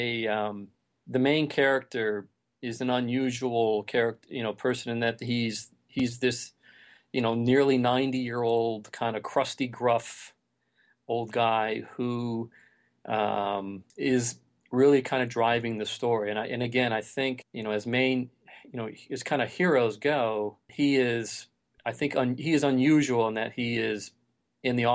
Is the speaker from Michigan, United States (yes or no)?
yes; Detroit, Michigan, United States; I grew up in Detroit